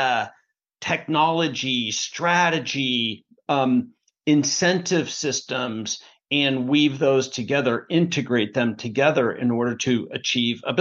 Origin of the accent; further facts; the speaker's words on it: Portland, Oregon, United States; now in Bellevue, United States; I grew up in Portland, Oregon as the youngest of four.